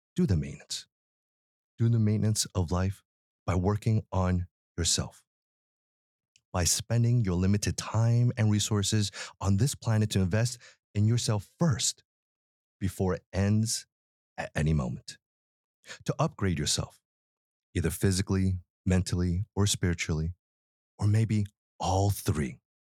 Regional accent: Philadelphia, Pennsylvania, United States; I was born in Philly

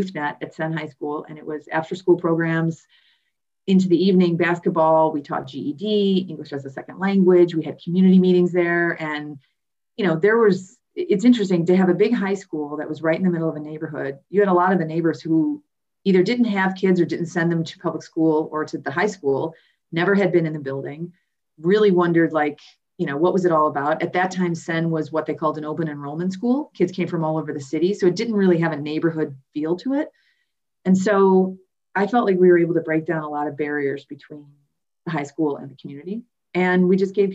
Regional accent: Chicago, Illinois, United States; also born or lived in New York; I am a Chicago native. I grew up on the Southwest Side

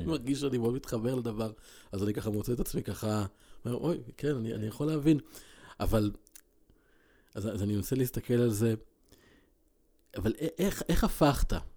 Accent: Israel; גדלתי בקיבוץ

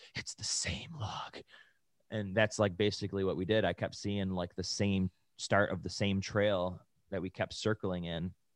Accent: Buffalo, New York, United States; now in California, United States; we're from Buffalo. We come from, like, seven-month winter, winters

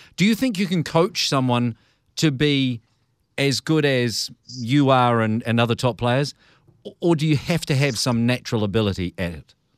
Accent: New Zealand; as a Kiwi

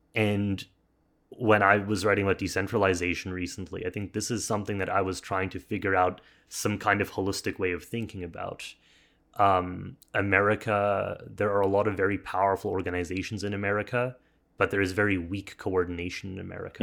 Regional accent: Canada; we're both Canadian here

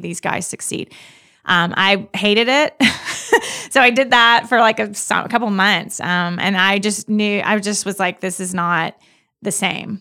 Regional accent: Clinton, Mississippi, United States; I'm from Mississippi. I've, I lived in Mississippi my whole life, r, from right outside the Jackson area

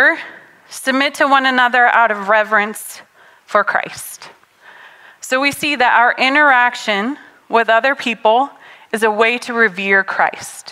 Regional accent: Oregon, United States; moved away; I grew up in Oregon.

